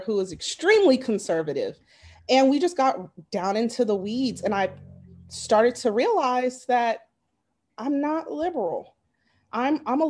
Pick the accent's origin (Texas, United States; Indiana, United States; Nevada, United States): Nevada, United States; Las Vegas; also born or lived in Arizona; now in North Carolina, United States; I'm from Vegas, graduated from University of Arizona.